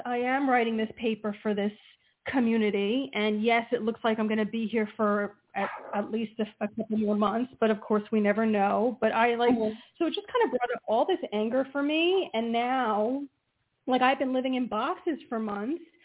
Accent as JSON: {"language": "English", "region": "New Jersey", "country": "United States"}